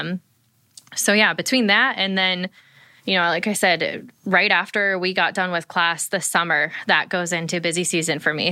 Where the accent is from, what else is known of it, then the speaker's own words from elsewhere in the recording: Ohio, United States; moved away; I grew up in Ohio